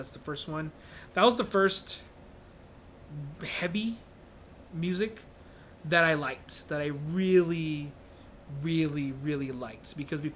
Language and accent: English; El Paso, Texas, United States; being overweight, nerdy... kid growing up in El Paso is tough, and now I'm a nerdy, overweight adult living in El Paso